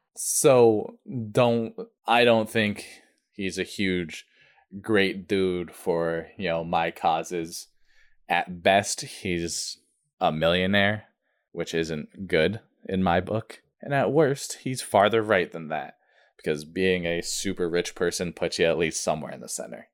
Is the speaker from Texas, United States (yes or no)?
no; Vermont, United States; also born or lived in New Hampshire; I grew up in Vermont